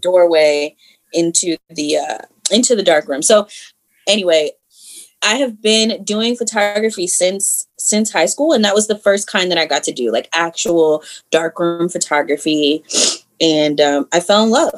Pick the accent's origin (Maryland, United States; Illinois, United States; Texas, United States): Maryland, United States; Columbia; also born or lived in Harrisburg, Pennsylvania; I definitely have grown up out here. Um, I would say in Howard County for sure